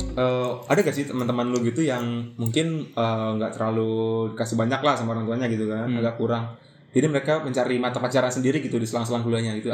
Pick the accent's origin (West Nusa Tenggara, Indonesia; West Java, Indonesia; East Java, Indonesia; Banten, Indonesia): Banten, Indonesia; Tangerang; also born or lived in Ciputat; daerah gue juga dari daerah di Ciledug ke Ciputat